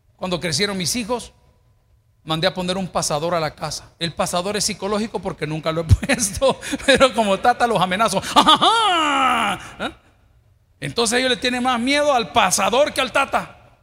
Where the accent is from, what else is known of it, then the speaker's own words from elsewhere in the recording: El Salvador; como buenos salvadoreños